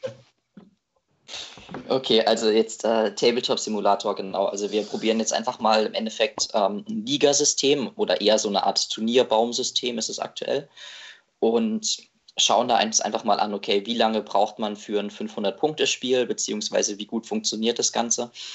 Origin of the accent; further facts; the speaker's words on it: Baden-Württemberg, Germany; moved away as an adult; now in Marburg, Germany; also ich komme aus Baden-Württemberg, studiere in Hessen ähm, Psychologie, also in Marburg